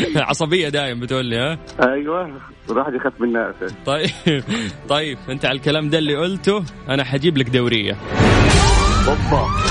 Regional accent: Cairo, Cairo Governorate, Egypt; من مصر انا من القاهره

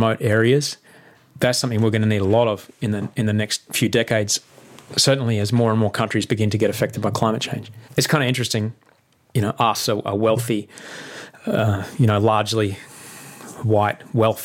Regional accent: Brisbane, Queensland, Australia; moved away; Indooroopilly is right near where I grew up in Brisbane.

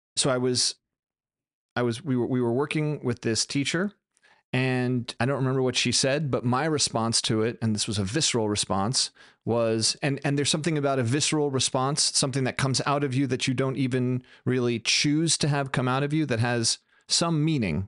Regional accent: United States; I'm American

